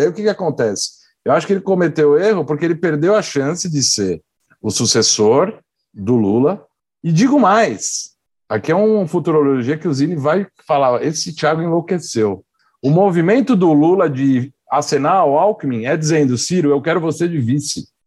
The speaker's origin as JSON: {"language": "Portuguese", "region": "São Paulo", "country": "Brazil", "said": "eu sou de São Paulo, então eu tive a experiência aqui do Haddad como prefeito"}